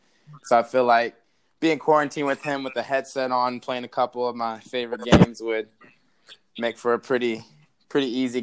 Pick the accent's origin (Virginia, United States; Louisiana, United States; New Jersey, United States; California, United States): Virginia, United States; Chesapeake; I've seen a lot of DC United games just from growing up in Virginia.